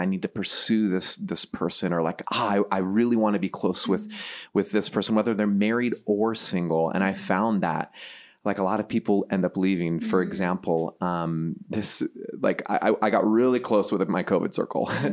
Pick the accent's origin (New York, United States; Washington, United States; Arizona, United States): Washington, United States; Seattle; moved away as an adult; also born or lived in Pasadena, California / Silicon Valley, California; now in Midwest, United States; I grew up on the West Coast and um, Seattle